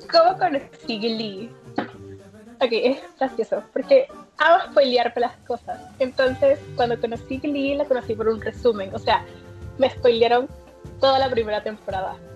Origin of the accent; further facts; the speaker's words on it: Panama; Em, bueno, ¿de dónde estoy Soy de Panamá, un pueblito chiquito un país chiquito, de corazón grande.